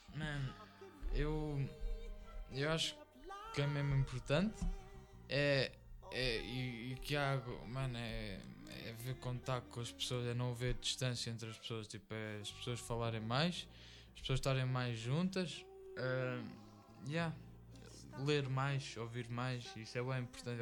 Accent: Fátima, Centro, Portugal; nós somos cá de Fátima

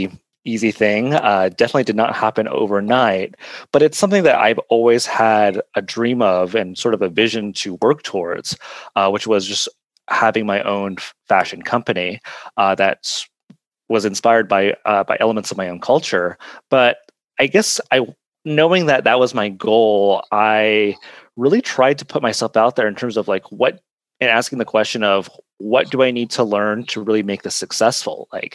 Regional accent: Southwest, United States; Well, so I'm originally from the Southwest of the United States, and my background is Navajo, which is one of the several hundred Native American tribes that are still thriving here in this country.

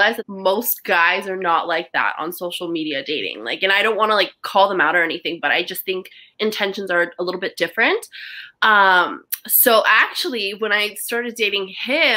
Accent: United States; I'm Chinese American

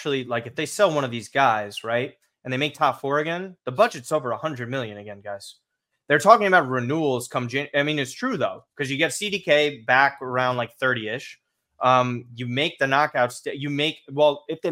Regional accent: United States; we're American

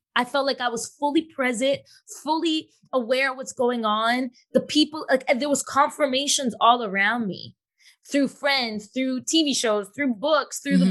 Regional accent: Toronto, Ontario, Canada; now in Fayetteville, United States; I'm born in Toronto, born and raised in Toronto, but living in Fayetteville, North Carolina right now

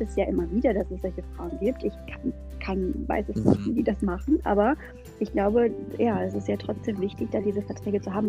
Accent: Germany; bei uns in Deutschland

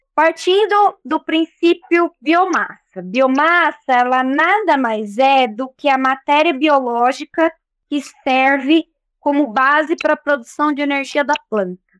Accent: Brotas, São Paulo, Brazil; sou natural de Brotas

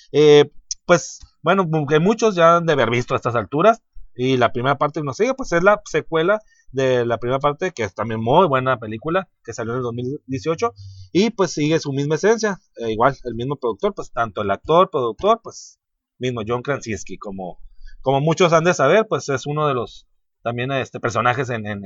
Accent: Baja California, Mexico; Así somos, así somos los de Baja

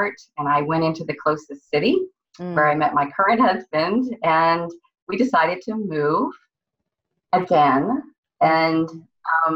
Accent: San Francisco, California, United States; moved away as an adult; also born or lived in Austin, Texas; I was born in San Francisco, California

